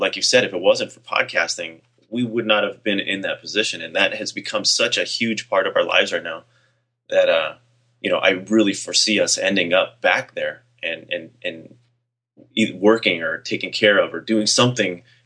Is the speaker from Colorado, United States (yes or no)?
no; California, United States; I grew up in California